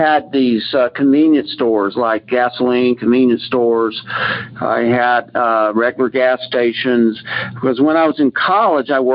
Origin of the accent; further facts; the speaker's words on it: Houston, Texas, United States; moved away; I grew up in Texas. I'm a fifth generation Texan, and I'm not in Texas now.